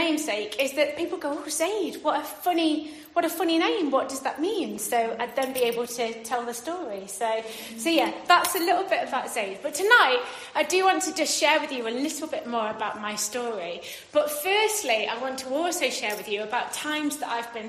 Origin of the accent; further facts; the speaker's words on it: Derbyshire, East Midlands, United Kingdom; moved away as an adult; also born or lived in Paisley, Scotland; I moved from Derbyshire, which is where I grew up to Scotland